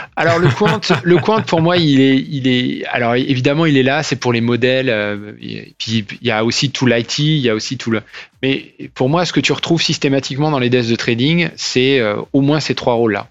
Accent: Nantes, Pays de la Loire, France; moved away as an adult; also born or lived in Rennes / Paris / London / New York; je viens de Nantes, j'ai fait mes études euh, là-bas euh, et à Rennes. J'ai fait une prépa après le bac, j'ai fait un bac S, une prépa à Nantes

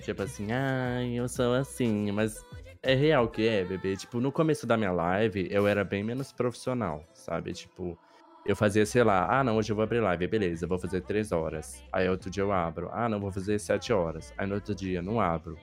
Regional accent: interior of São Paulo, Brazil; moved away; Eu sou do interior de São Paulo

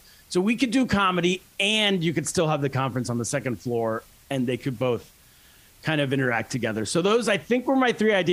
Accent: California, United States; moved away as an adult; also born or lived in Shanghai, China; I grew up in California

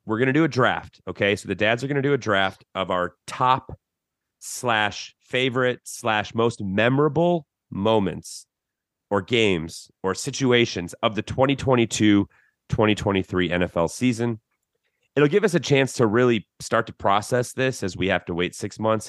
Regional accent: Chicago, Illinois, United States; now in Austin, United States; growing up in Chicago

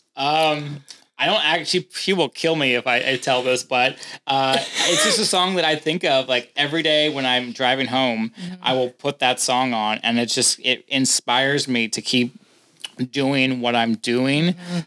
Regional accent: St. Louis, Missouri, United States; moved away as an adult; I'm from St. Louis.

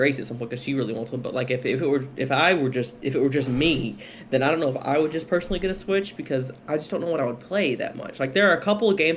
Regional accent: Kentucky, United States; We're from Kentucky

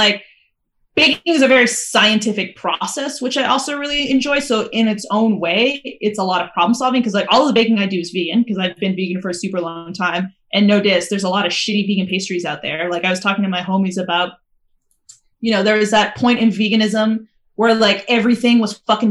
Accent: Calgary, Alberta, Canada; I'm from Calgary

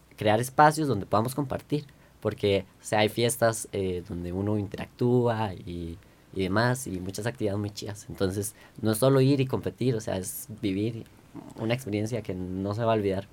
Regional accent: Costa Rica; somos los ticos

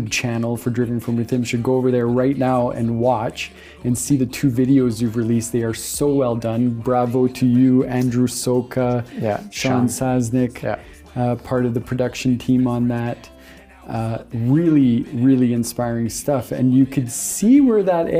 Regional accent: Kapuskasing, Ontario, Canada; now in North Bay, Canada; I come from Kapuskasing originally, which is like 10,000 people

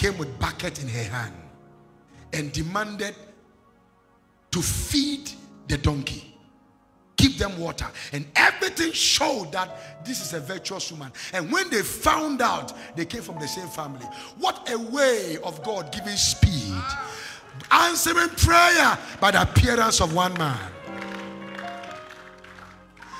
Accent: Kojokrom, Western Region, Ghana; also born or lived in Lagos, Nigeria / Atonsu Bokro, Ghana; I came from Kojokrom straight to Lagos to go to Bible school

